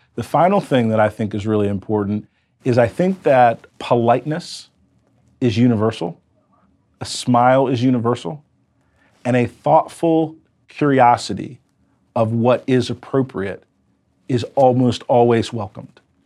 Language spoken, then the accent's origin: English; United States; I was an American entrepreneur